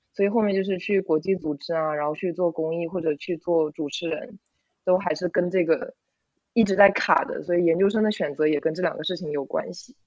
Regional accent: Zhejiang, China; 我是浙江的新高考改革第一届小白鼠

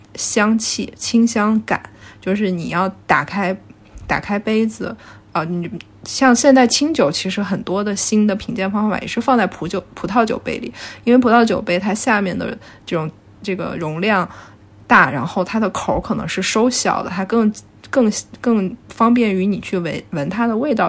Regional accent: northwestern China, China; now in Shanghai, China; 因为我是西北人

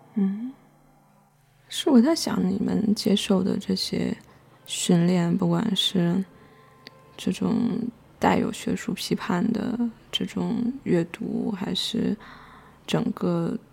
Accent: China; 我们作为一个中国人

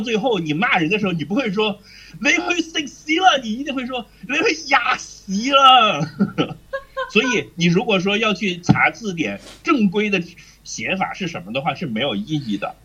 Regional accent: Hebei, China; 虽然我是河北人

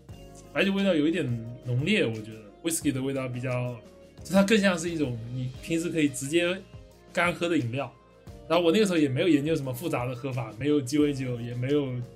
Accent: Fujian, China; 我是福建人

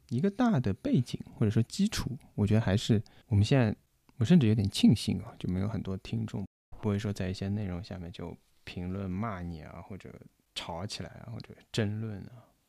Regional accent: Shanghai, China; 我们上海话说不好？包括我自己其实上海话也说不好

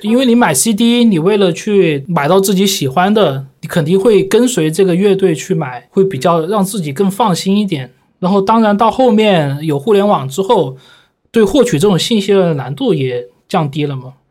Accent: Guangzhou, Guangdong, China; 我小时候就住在那个武山啊，就是啊。华工啊、华农的那边嘛

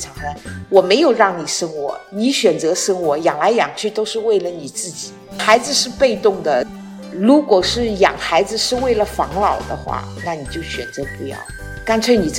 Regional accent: Shanghai, China; moved away as an adult; now in Wuyishan, China; 目前我跟我先生是。在武夷山生活，但是我是上海人，因为我退休之后就来到了武夷山

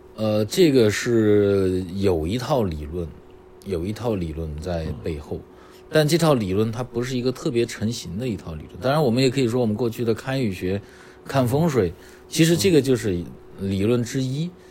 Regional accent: China; 我们中国人

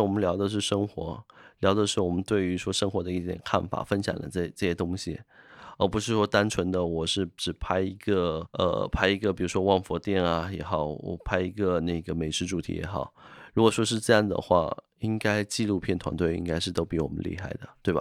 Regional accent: Fujian, China; 在福建这边是一个泛神论的

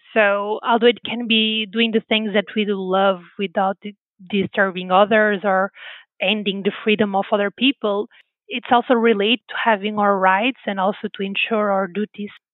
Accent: Porto, Norte, Portugal; English is a second language; moved away as an adult; also born or lived in California; a girl that grew up in a small town in Porto

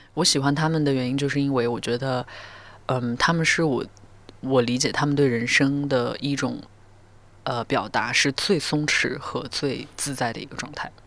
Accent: Northwest China, China; now in Beijing, China; 我是一个西北人，然后，嗯，副歌在，我，是我第一次尝试用一些我自己方言的东西

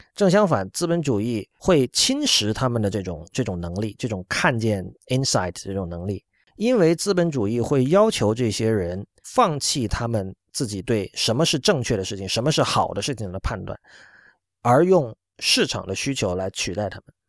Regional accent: China; 我们作为中国人来说，嗯，对于真正的激进其实是不陌生的

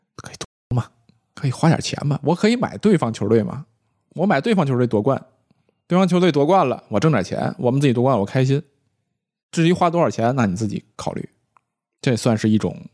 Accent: Tianjin, China; now in Beijing, China; 我们天津那边管， 管这东西叫籽儿

